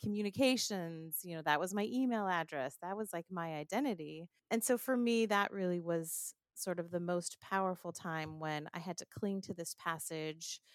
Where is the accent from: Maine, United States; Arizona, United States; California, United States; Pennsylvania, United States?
California, United States; Southern; moved away as an adult; now in Rockville, Maryland, United States; I'm originally from Southern California